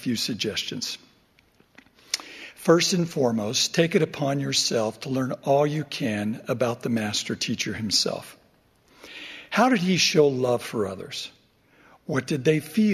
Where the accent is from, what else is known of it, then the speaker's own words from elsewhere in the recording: Overton, Nevada, United States; my hometown of Overton, Nevada